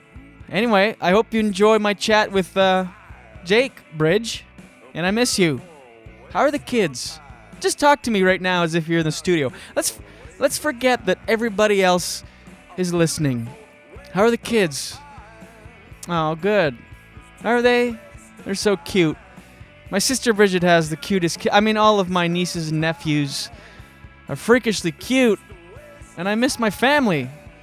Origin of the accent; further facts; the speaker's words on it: Scoudouc, New Brunswick, Canada; also born or lived in Moncton; Like, I'm from Skiduk, New Brunswick. Shout out Highway 132, which is a road between Moncton and Shediac. It's a road connecting two slightly better places. But... You know, grew up on a farm in Skiduk and Moncton, New Brunswick.